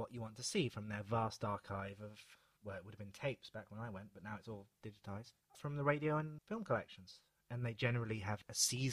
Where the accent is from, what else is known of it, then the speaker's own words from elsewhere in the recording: United Kingdom; we're British